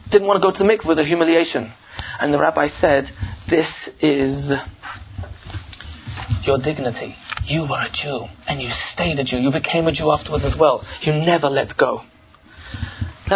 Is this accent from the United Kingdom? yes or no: yes; England, United Kingdom; I'm from England.